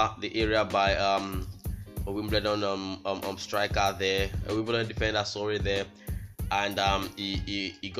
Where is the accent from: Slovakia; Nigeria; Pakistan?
Nigeria